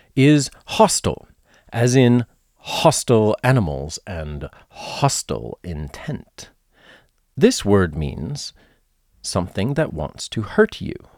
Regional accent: United States; I am an American who was born at the end of the twentieth century.

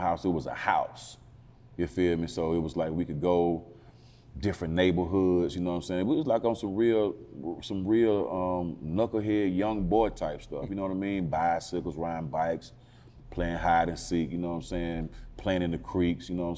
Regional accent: Atlanta, Georgia, United States; I'm born and raised in Northwest Atlanta

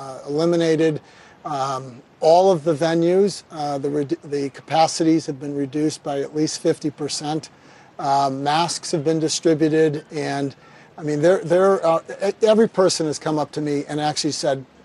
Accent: Kansas City, Missouri, United States; I'm from Kansas City

